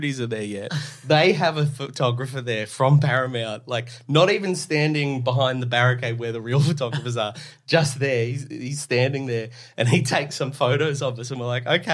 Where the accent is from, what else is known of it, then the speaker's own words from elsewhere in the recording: Australia; I'm Australian